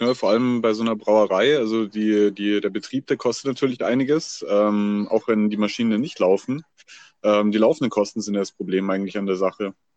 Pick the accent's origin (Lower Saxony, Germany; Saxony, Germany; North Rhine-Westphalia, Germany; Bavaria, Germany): Bavaria, Germany; bei uns in Bayern